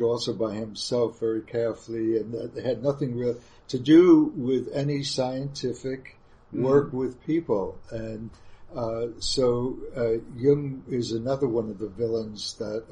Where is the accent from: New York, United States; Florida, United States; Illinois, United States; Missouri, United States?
New York, United States; also born or lived in Munich, Germany; as a New Yorker, I only wanted to teach in New York and live in New York